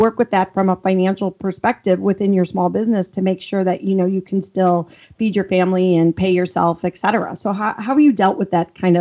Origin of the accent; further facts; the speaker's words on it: Chicago, Illinois, United States; accent: thick Chicago; I'm from the Midwest as well, Chicago, so I have that thick accent.